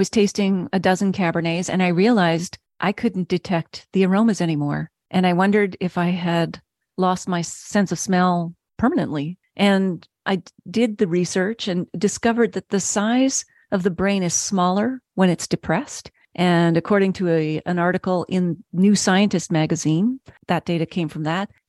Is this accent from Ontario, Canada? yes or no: no; Nova Scotia, Canada; moved away; you know, I'm originally from Nova Scotia.